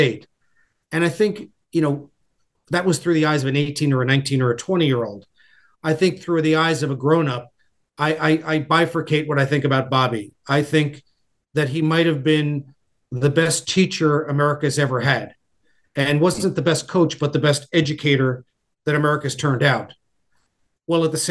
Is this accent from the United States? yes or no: yes; New York, United States; also born or lived in Bloomington, Indiana; I always refer to myself as a New Yorker with Midwestern sensibilities